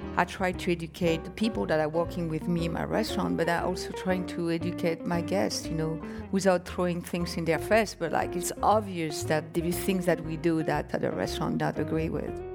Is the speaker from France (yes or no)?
yes; France; moved away; I was born and raised in France